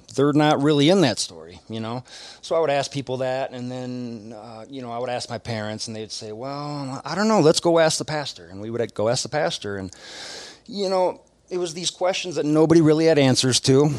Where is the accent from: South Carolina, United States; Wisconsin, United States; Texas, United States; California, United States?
Wisconsin, United States; accent: Midwest; moved away; my Midwest accent.